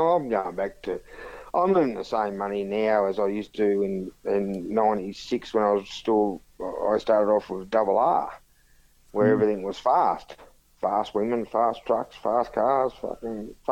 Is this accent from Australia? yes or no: yes; Gunning, New South Wales, Australia; I grew up in Gunning as a kid